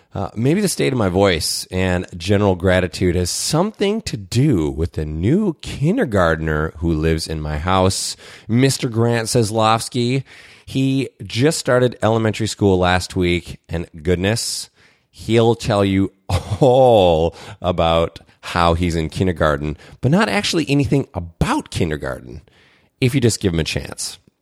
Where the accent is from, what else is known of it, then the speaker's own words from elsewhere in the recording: Minnesota, United States; as a Minnesotan